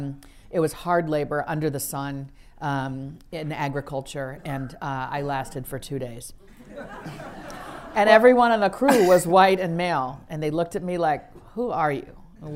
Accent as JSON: {"language": "English", "region": "Wisconsin", "country": "United States", "tie": "born or raised there", "also_born_or_lived": "Lagos, Nigeria / New York / Washington, D.C.", "said": "mostly Wisconsin."}